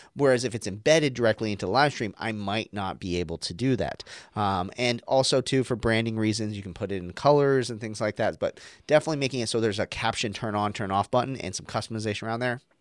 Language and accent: English; Arizona, United States; an American who grew up in, like, Arizona